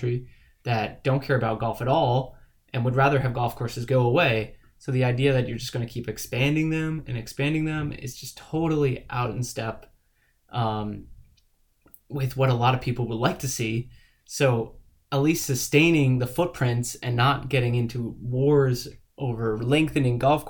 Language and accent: English; Northeast, United States; I grew up in the Northeast